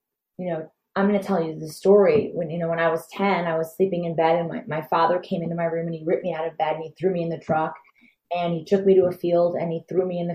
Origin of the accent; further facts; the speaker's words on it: Detroit, Michigan, United States; I'm from Detroit, and I'm definitely a white girl